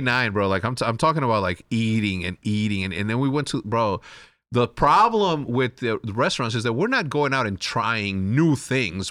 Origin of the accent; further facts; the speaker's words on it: Chihuahua, Mexico; I'm gonna go from Chihuahuense, which is Chihuahua